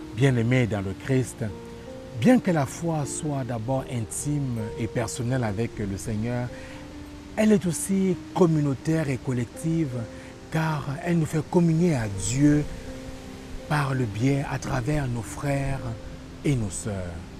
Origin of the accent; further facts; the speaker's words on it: Quebec, Canada; en tant que Québécois